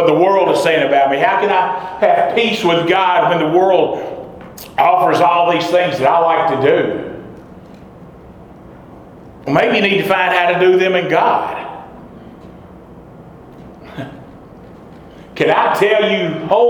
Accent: hometown about 30 miles from Knoxville, Tennessee, United States; at the First Baptist Church in my hometown.

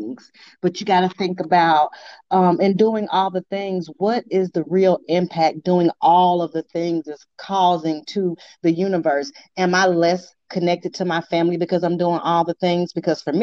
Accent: Arkansas, United States; now in St. Louis, United States; little old me from Arkansas

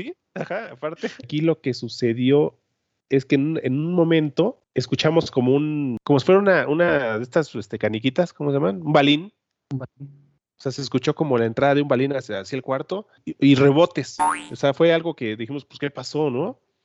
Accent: Mexico; como mexicanos

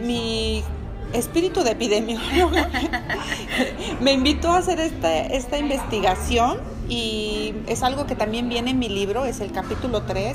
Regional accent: Mexico; Porque somos mexicanos, porque somos latinos

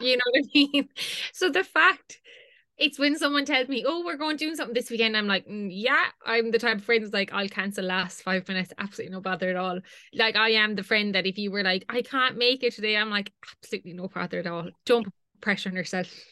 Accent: Limerick, Munster, Ireland; I'm from Limerick. So I could live at home

